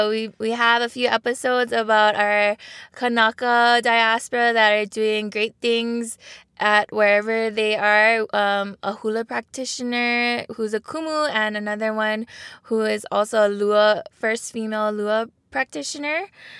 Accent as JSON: {"language": "English", "town": "Papakalea", "region": "Hawaii", "country": "United States", "lives_now": "Kaimuki, United States", "said": "from Papakalea Oahu, now living in Kaimuki."}